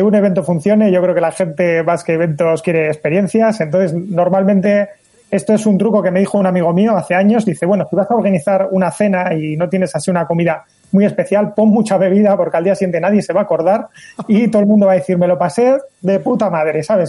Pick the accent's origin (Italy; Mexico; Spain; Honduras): Spain; Basque Country; aquí en Euskadi, en el País Vasco